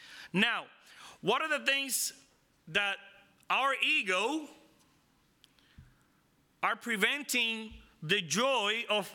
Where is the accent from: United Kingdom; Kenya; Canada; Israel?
Israel; I mean, I'm from Israel. I know about the law.